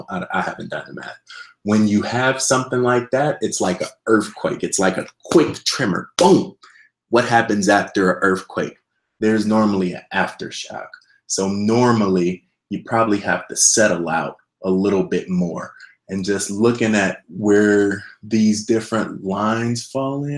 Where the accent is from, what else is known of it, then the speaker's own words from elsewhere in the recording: Midwest, United States; I'm actually from the Midwest myself